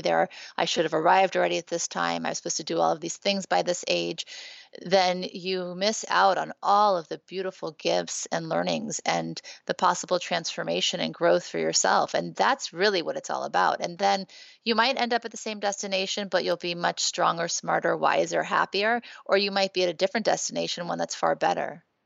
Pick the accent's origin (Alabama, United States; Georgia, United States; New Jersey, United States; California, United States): California, United States; Beverly Hills; also born or lived in Thibodaux, Louisiana / New Orleans, Louisiana; growing up in Beverly Hills